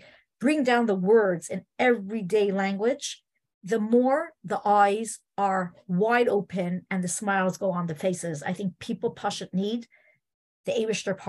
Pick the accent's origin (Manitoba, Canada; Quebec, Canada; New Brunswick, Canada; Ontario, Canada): Quebec, Canada; Montreal; I grew up in Montreal